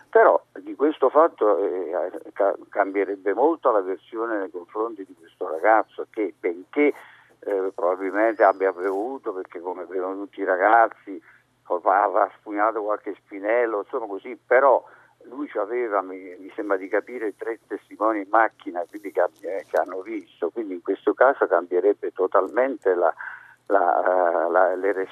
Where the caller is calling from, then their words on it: Milan, Lombardy, Italy; siamo da Milano.